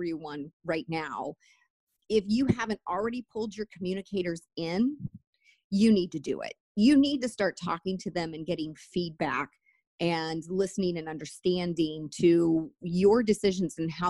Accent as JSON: {"language": "English", "country": "United States", "said": "as an American"}